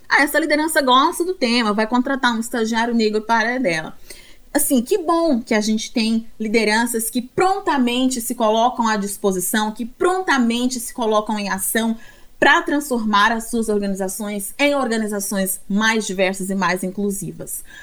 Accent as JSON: {"language": "Portuguese", "country": "Brazil", "said": "como brasileiros e brasileiras"}